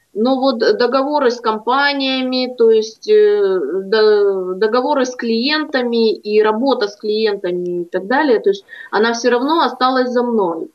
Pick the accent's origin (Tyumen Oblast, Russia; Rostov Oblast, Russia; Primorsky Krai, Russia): Primorsky Krai, Russia; в родном краю